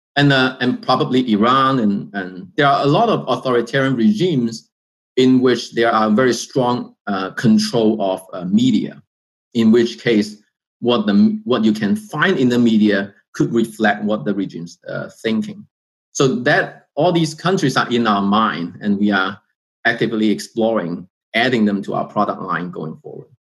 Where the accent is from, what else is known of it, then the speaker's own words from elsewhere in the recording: China; moved away; I was born in China.